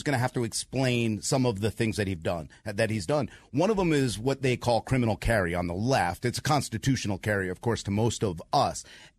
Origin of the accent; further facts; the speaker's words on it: New York, United States; now in Atlanta, United States; I grew up in New York, and I knew I had to leave.